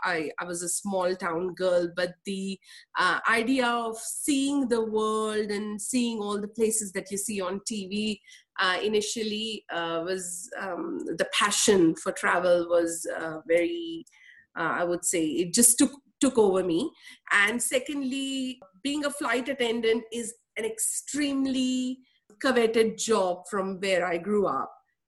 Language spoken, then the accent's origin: English; Mumbai, Maharashtra, India; moved away as an adult; I was raised in Mumbai. Born in Mumbai, raised in Mumbai until the age of 21.